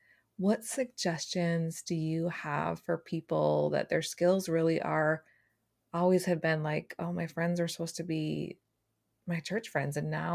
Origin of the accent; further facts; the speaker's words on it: Minnesota, United States; I grew up in Minnesota, so I understand.